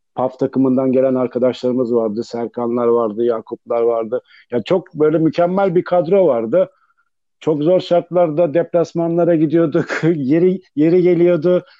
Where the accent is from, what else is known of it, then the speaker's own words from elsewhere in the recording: Sakarya, Turkey; bizim Sakarya'daki bu kadar futbolcu potansiyelinin bu kadar iyi olmasının bana göre en büyük sebeplerinden bir tanesi bizde bir de mahalle kültürü vardı. Mahalle maçları vardı. Yani bunları oynuyorduk. Sokakta büyüdük biz.